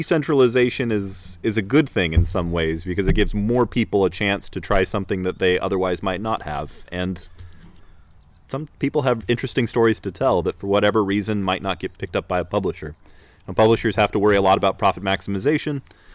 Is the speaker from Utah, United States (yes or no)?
yes; Salt Lake City, Utah, United States; moved away; I grew up in Salt Lake City on the avenues, for people who are familiar with Utah